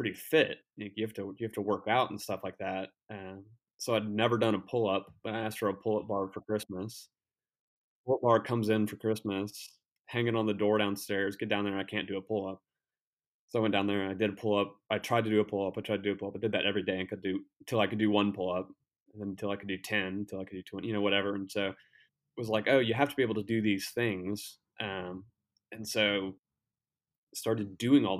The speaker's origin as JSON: {"language": "English", "region": "Kentucky", "country": "United States", "tie": "born or raised there", "moved": "as an adult", "lives_now": "South Carolina, United States", "said": "I'm originally from Kentucky, grew up there"}